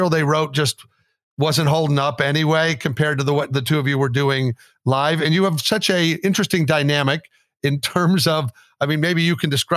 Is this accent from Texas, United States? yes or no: yes; Austin, Texas, United States; that's my hometown, Austin